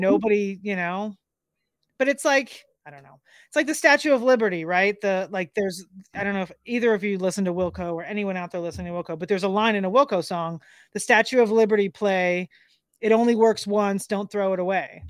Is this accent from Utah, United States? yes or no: no; Miami, Florida, United States; I grew up in Miami